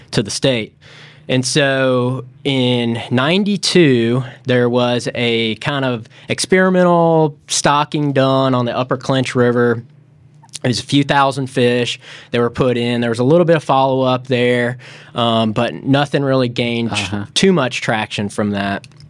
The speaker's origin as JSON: {"language": "English", "town": "Memphis", "region": "Tennessee", "country": "United States", "tie": "born or raised there", "also_born_or_lived": "Florida", "moved": "as an adult", "said": "I grew up in Memphis, Tennessee."}